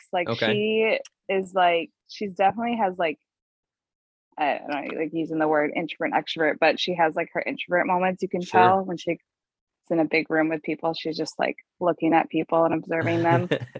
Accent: River Falls, Wisconsin, United States; I grew up, I mean, yeah, in Wisconsin, River Falls, Wisconsin, a small town, kind of in the Minnesota area where it's sure. really close to Minnesota

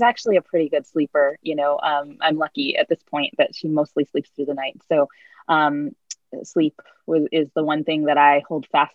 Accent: East Coast, United States; I'm like Jewish from the East Coast

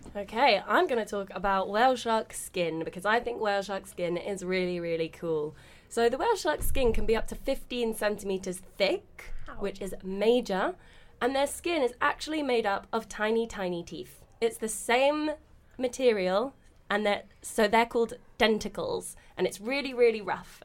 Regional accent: London, United Kingdom; I'm from South London originally. I'm from West Norwood.

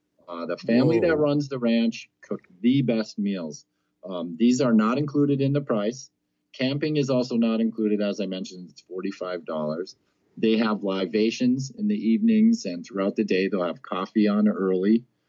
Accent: Ireland; I'm a proud Irishman as well as a harmonica.

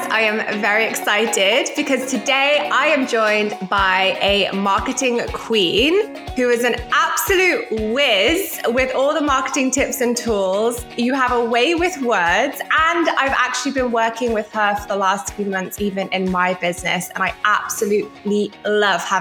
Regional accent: Bolton, North West England, United Kingdom; I was born in Bolton in Greater Manchester in England.

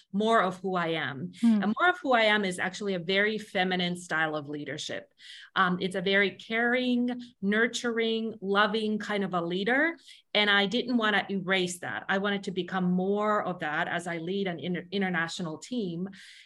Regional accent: Finland; moved away; I'm originally from Finland and I had grown up in a culture where a lot of these things have been attended

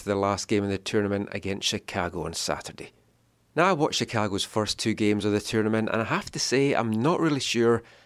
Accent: Scotland, United Kingdom; moved away; Growing up in Scotland

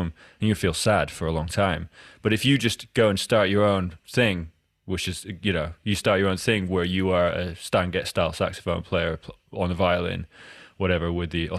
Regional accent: Edinburgh, Scotland, United Kingdom; I grew up in Edinburgh

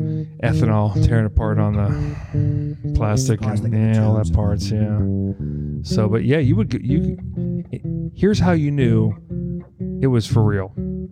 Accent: Boston, Massachusetts, United States; I'm from Boston.

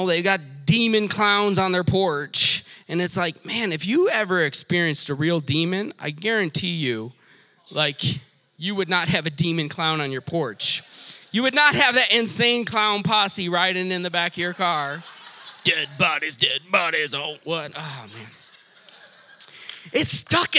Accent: Detroit, Michigan, United States; I grew up in Detroit

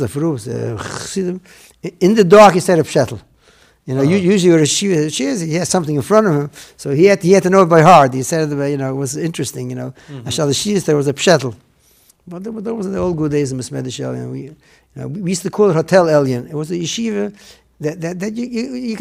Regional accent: New York City, New York, United States; English is a second language; also born or lived in Netanya, Israel; I grew up in Williamsburg

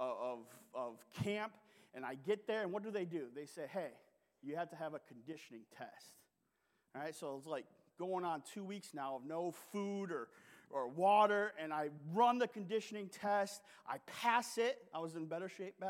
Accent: Sault Ste. Marie, Michigan, United States; moved away; also born or lived in Eastern Kentucky / Burke, Virginia; the Sioux Locks, which are in my hometown

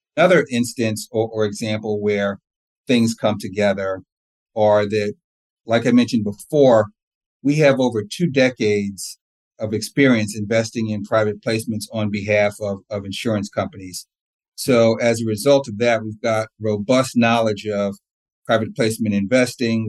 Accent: New Jersey, United States; also born or lived in East Orange, New Jersey / Old Bridge, New Jersey / Columbia, Maryland; So I grew up in East Orange, New Jersey, up until about sixth grade, and then we moved to uh, Old Bridge, New Jersey, with a, a brief stint in Columbia, Maryland, in between, but mainly in New Jersey.

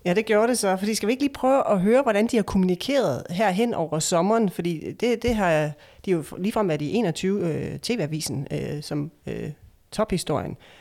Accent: Esbjerg, Southern Denmark, Denmark; min hjemstavn, Esbjerg

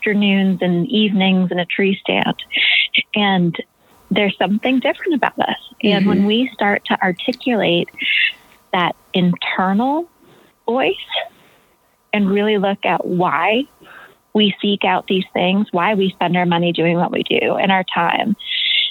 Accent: Maine, United States; moved away as an adult; also born or lived in Africa; growing up in Maine

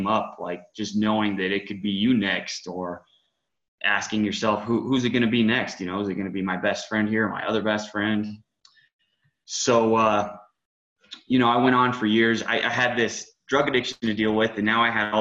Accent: Woodland Park, Colorado, United States; I was born in Woodland Park, which is about 30 minutes outside of the Springs, west of the Springs. Grew up in this town

